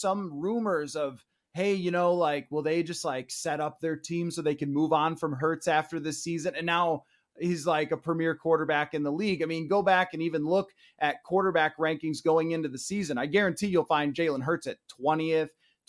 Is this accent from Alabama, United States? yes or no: no; Buffalo, New York, United States; moved away as an adult; now in Minneapolis, United States; going back to my hometown in Buffalo